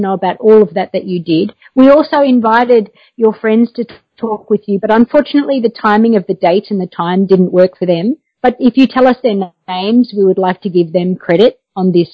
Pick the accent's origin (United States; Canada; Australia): Australia; I'm actually Australian, living in Australia